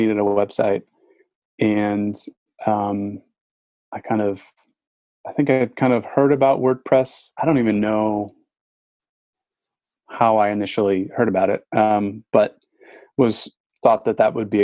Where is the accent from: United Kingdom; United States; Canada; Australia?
United States; Glen Ellyn, Illinois; moved away as an adult; also born or lived in Seattle; I grew up in Chicago, in the suburbs, out west, in Glen Ellen